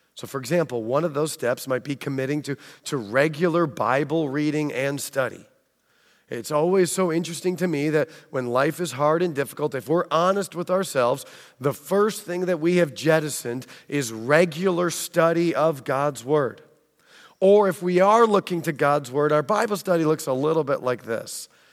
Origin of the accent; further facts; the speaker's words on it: United States; accent: American; also born or lived in England; my American accent